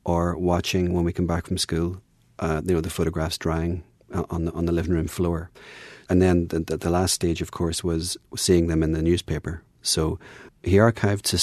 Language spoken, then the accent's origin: English; Northern Ireland, United Kingdom; moved away; growing up in Northern Ireland